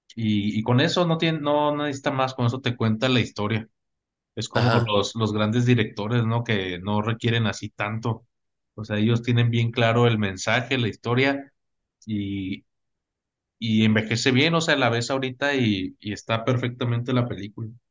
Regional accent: Mexico; como mexicanos te digo

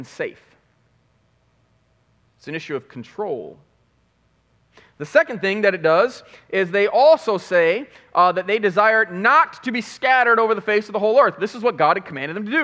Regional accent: Chicago, Illinois, United States; moved away; also born or lived in Flint, Michigan; because I was from Chicago

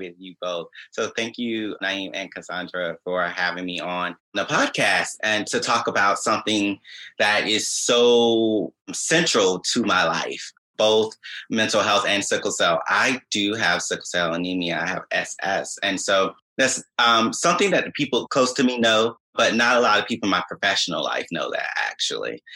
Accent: Augusta, Georgia, United States; moved away as an adult; also born or lived in New York / San Francisco / Indianapolis / Allentown, Pennsylvania; now in New Jersey, United States; I was born and raised in Augusta, Georgia

